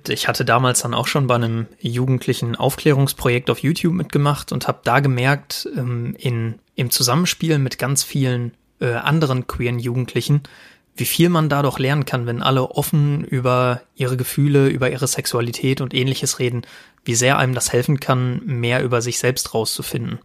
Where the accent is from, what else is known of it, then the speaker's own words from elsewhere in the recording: Sauerland, North Rhine-Westphalia, Germany; also born or lived in Paderborn; Ich komme gebürtig aus dem Sauerland